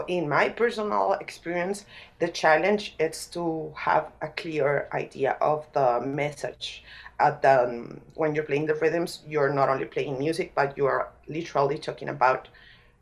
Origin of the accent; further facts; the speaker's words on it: Bogotá, Colombia; as a person from Bogota, I was born in Bogota, I didn't grow up in that culture